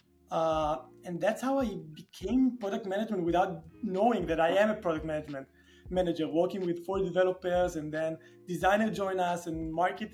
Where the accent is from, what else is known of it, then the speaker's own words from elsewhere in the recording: Tel Aviv, Tel Aviv District, Israel; I was born and raised and lived in Tel Aviv most of my life